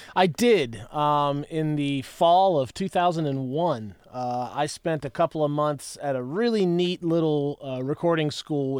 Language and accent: English; West Virginia, United States; now in Nashville, United States; I'm from West Virginia. I'm from the cold, cold mountains